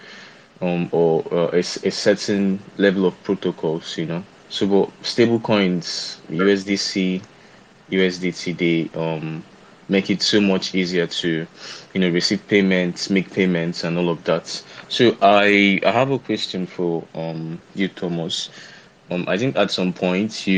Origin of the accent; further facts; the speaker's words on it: Nigeria; I'm from Nigeria. I stay in Nigeria currently